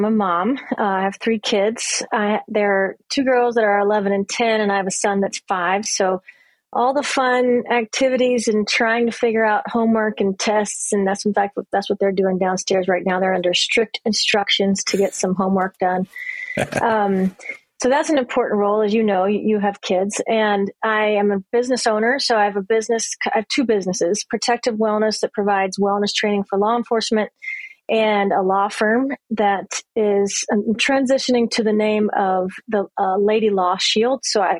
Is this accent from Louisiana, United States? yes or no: yes; Louisiana, United States; Yeah, and I'm from Louisiana, so I'm kind of from the South, really. I moved around a lot, but born and then finished school in Louisiana. That's where my parents are from.